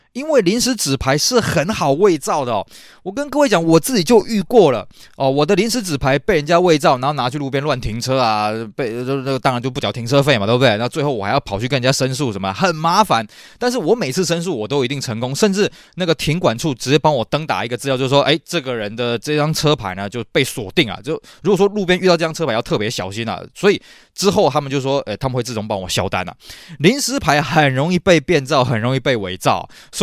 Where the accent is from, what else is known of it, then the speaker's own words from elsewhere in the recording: Taiwan; 我们台湾这边